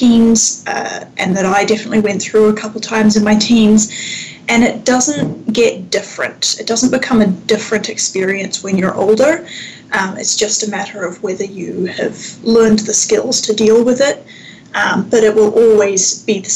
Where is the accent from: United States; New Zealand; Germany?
New Zealand; Wellington; moved away as an adult; also born or lived in Victoria, Canada; now in Canada; I grew up in Aotearoa, New Zealand, in the capital city of Wellington, and I moved to Canada in my early 20s